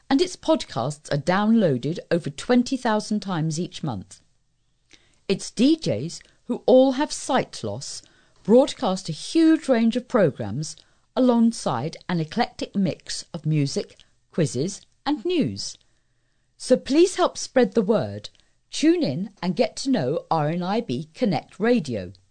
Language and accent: English; East of England, United Kingdom; When I was a youngster growing up in Essex, I was sports mad.